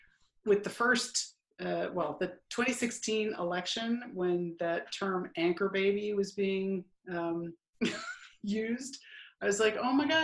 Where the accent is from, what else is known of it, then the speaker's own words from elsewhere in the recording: New Jersey, United States; It's kind of funny thinking about growing up on the East Coast because both my parents are essentially, you know, first generation. Well, I'm a first generation American. They're immigrants. And so it's kind of like, how did I end up in South Jersey of all places?